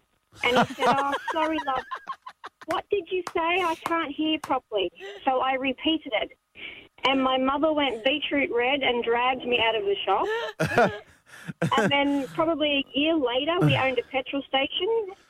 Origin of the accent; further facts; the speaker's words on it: Bega, New South Wales, Australia; now in Little Mountain, Australia; I grew up in Bega on a dairy farm. Was my dad's shadow.